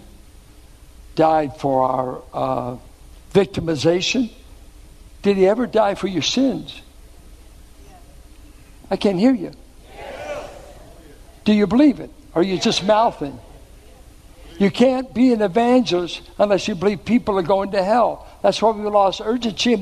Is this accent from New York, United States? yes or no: no; Richmond, Virginia, United States; where I grew up in Richmond